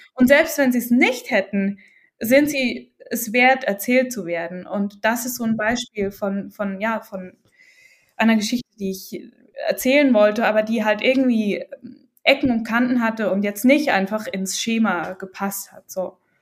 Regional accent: Switzerland; ich als Schweizerin

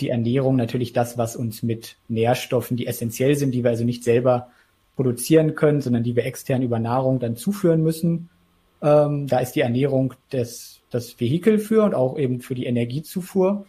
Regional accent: Isernhagen, Lower Saxony, Germany; ich komme eben auch aus Hannover

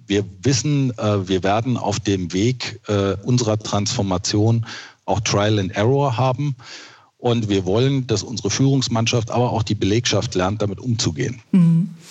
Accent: Braunschweig-Wolfsburg region, Lower Saxony, Germany; also born or lived in Westerland, Sylt; Ich habe ja meine Jugend hier in der Region verbracht und äh, die Region Braunschweig-Wolfsburg bietet äh, schon wahnsinnig viel

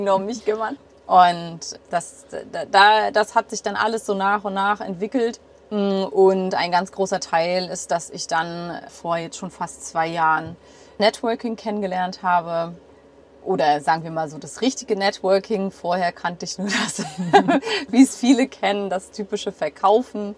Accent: near Hanover, Lower Saxony, Germany; moved away; In der Nähe von Hannover.

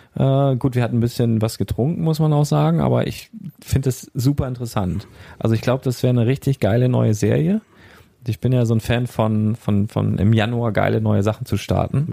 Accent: Northern Germany, Germany; ich komme ja aus dem Norden

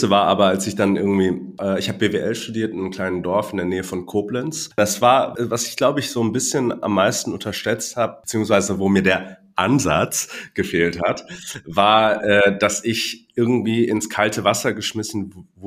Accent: Hong Kong; also born or lived in Düsseldorf, Germany; Ich bin gebürtig aus Hongkong mein Vater ist Deutscher, meine Mutter aus Taiwan.

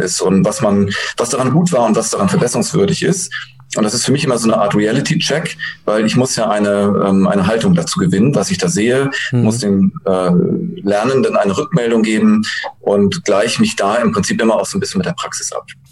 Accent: Germany

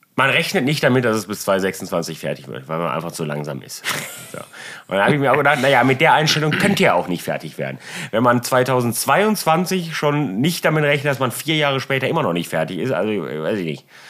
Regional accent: Germany; ich bin Deutscher

